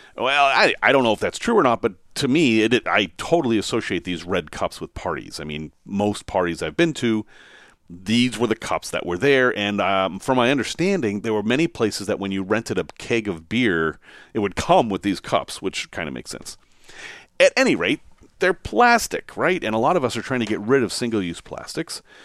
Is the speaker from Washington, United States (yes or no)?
no; Massachusetts, United States; Growing up in Massachusetts